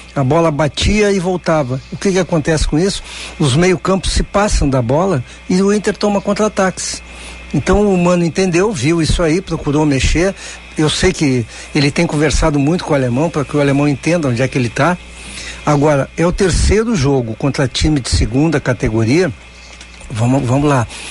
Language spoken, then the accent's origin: Portuguese; Caxias do Sul, Rio Grande do Sul, Brazil; moved away; eu estive em Caxias, viu? Sábado eu estive lá na minha terra